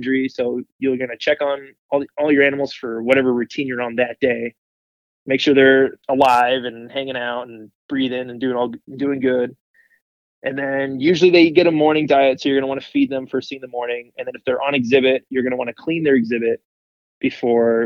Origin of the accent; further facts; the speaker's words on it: South Florida, United States; moved away as an adult; now in El Paso, United States; I grew up in South Florida, so already there, you know, that's home to all kinds of wildlife.